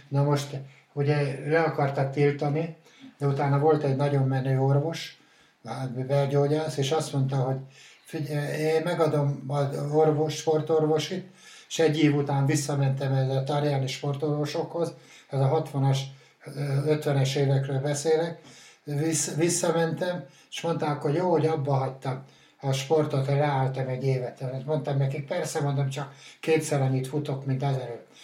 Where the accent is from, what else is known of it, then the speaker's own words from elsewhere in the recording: Hungary; also born or lived in Salgótarján area; Én, én, én bükkoránosan születtem, a Vöklábánál, az ország egyik legszebb fal, faluja tényleg